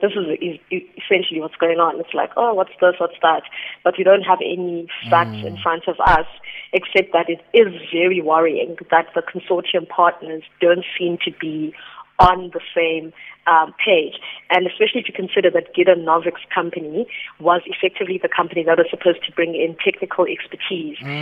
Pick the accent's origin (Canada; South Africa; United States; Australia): South Africa; As the South African public